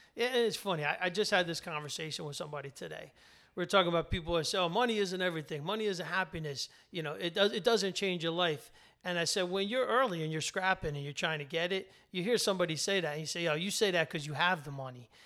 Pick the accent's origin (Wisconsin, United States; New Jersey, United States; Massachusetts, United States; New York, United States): New Jersey, United States; working class in, in New Jersey